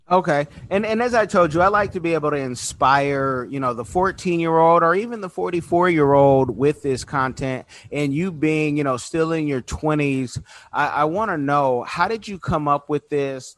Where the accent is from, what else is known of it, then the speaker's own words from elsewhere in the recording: Oakland, California, United States; I was born in Oconda, that's Oakland